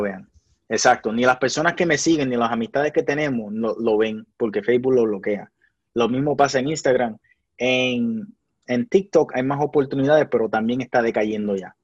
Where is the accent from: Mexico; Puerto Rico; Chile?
Puerto Rico; el país mío